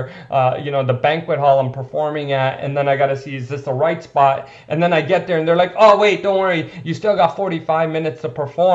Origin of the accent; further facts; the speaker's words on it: India; I'm Indian